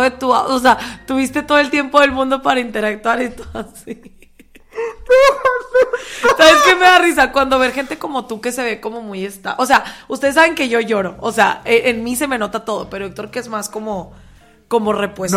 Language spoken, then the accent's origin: Spanish; Mexico; vengo de México